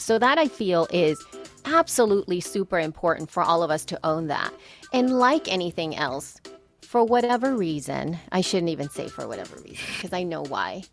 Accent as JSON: {"language": "English", "country": "El Salvador", "moved": "yes", "lives_now": "United States", "said": "I am from El Salvador. Soy salvadoreña."}